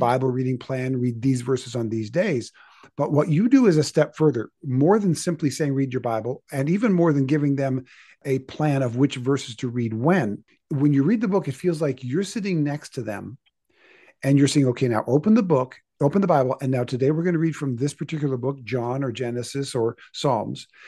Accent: Canada; I was born in Canada

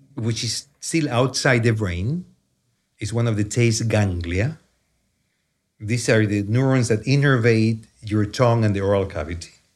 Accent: Chile; accent: heavy Chilean accent; English is a second language; moved away as an adult; now in United States; I grew up in Chile. That's where the accent comes from

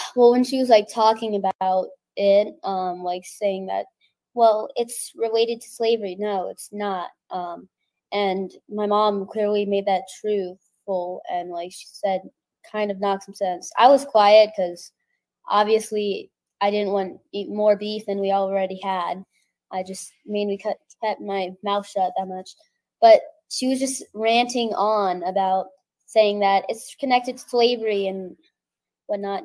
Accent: Texas, United States; I'm from Texas

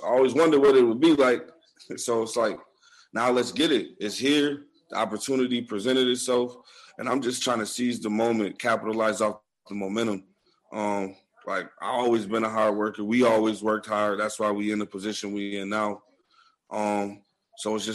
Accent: Buffalo, New York, United States; we're really from Buffalo, like east side of Buffalo

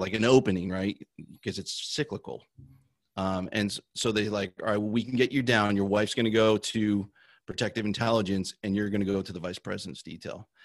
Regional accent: New Jersey, United States; I grew up in New Jersey

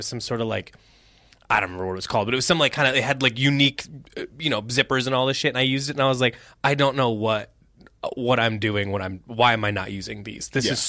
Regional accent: Indiana, United States; I'm from Indiana, pal.

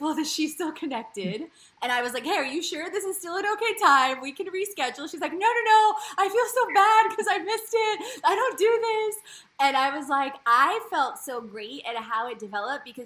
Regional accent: Poland; now in United States; I was born in Poland, and my mom's Polish, and my dad's Bulgarian

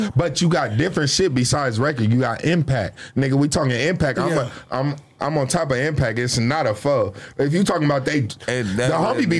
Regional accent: Long Beach, California, United States; I'm from Long Beach, so we gonna call Long Beach LA.

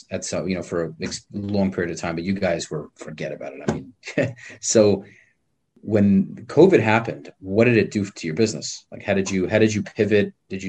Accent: New York, United States; accent: New York; moved away; I grew up in New York where it's almost as cold

